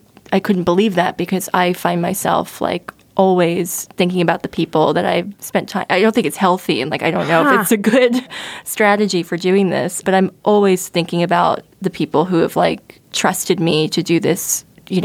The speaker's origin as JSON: {"language": "English", "region": "central New Jersey", "country": "United States", "tie": "born or raised there", "said": "I grew up in Jersey"}